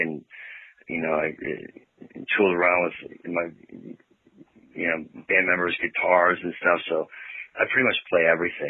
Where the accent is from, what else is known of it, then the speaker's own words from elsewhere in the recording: Arlington Heights, Illinois, United States; moved away as an adult; also born or lived in Chicago, Illinois; now in Los Angeles, United States; I'm from Chicago, Illinois, Arlington Heights, Illinois